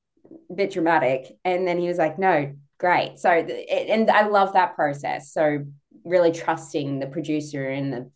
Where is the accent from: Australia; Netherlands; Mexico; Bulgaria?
Australia; I'm so Australian.